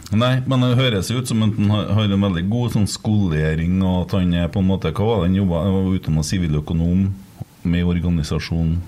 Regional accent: Trøndelag, Norway

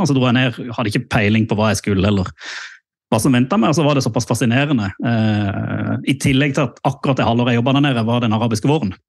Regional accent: Mandal, Agder, Norway; da jeg vokste opp i, i Mandal.

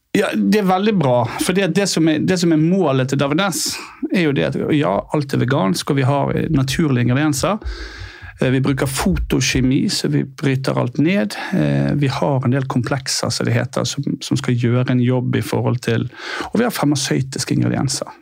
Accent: Bergen, Vestland, Norway; now in Oslo, Norway; Jeg er fra Bergen, som sagt.

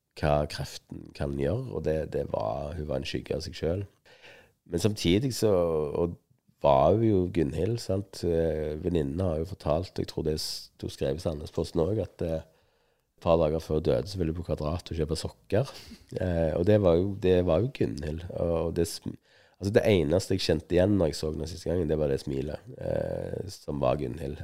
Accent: Stavanger, Rogaland, Norway; jeg kom fra Stavanger, og hun hadde stavangerdialekt.

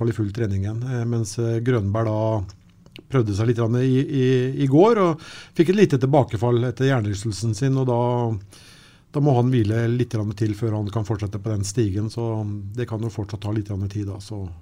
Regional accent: Sarpsborg, Østfold, Norway; vi kom fra Sarpsborg

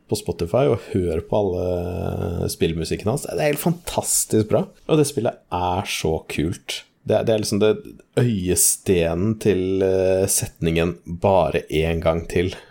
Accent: Norway; jeg er norsk

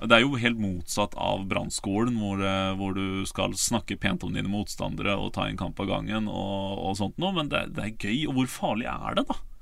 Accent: Ålesund, Møre og Romsdal, Norway; jeg er fra der, jeg, der jeg er fra

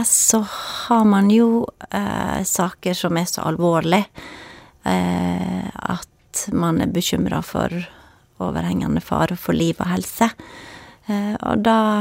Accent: Førde, Vestland, Norway; also born or lived in Bergen; født og oppvokst i Førde.

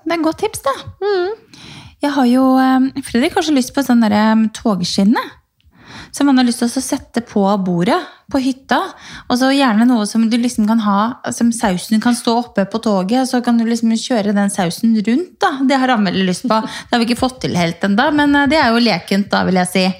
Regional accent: Norway; hjemme i Norge

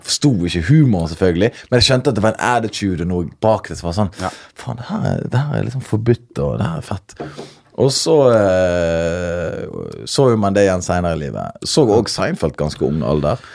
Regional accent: Norway; Jeg er født og oppvokst i uh, Norge

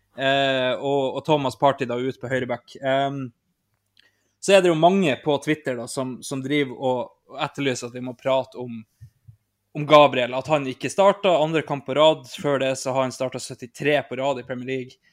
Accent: an island in Nordland, Norway; er jo jeg fra ei øy ute i Nordland

